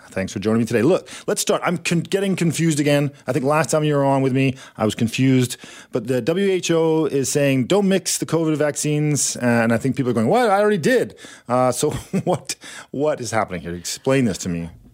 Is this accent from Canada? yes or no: yes; Canada; we're Canadian